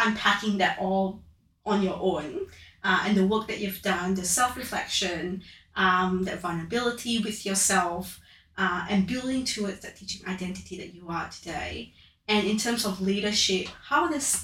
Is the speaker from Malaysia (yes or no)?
yes; Malaysia; now in Australia; I am also from Malaysia and coming to Australia